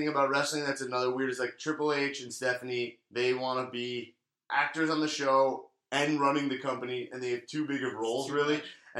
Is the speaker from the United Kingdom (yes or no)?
yes; Staines, South East England, United Kingdom; I grew up in Staines, England.